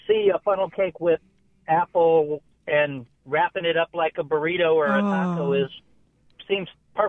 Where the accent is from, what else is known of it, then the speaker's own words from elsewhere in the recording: Midwest, United States; I was born and raised in the Midwest